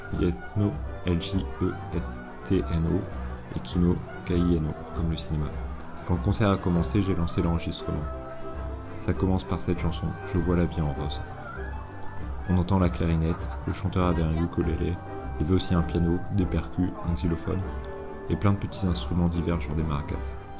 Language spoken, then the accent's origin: French; France; je comprends pas le croate et que je suis français